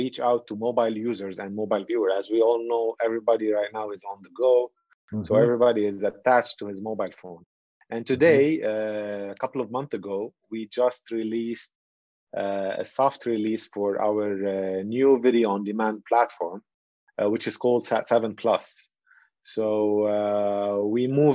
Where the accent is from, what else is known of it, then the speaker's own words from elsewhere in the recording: Lebanon; moved away as an adult; now in Nicosia, Cyprus; Right now I'm calling you from Lebanon, which is my home country